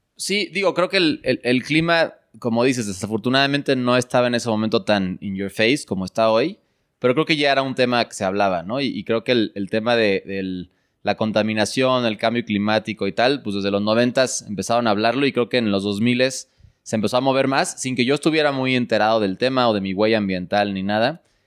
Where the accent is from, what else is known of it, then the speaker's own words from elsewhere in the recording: Mexico City, Mexico; yo, yo crecí en, en la Ciudad de México